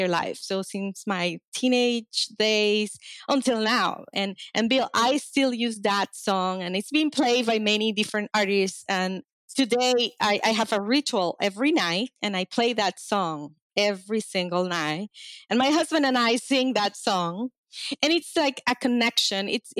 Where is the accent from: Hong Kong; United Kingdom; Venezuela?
Venezuela; now in United States; I grew up in Venezuela, so all the songs were in Spanish